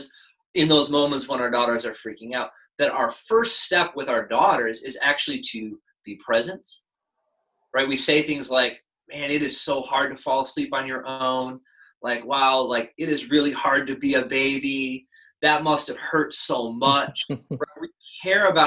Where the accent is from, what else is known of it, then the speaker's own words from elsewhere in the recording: United States; we as an American people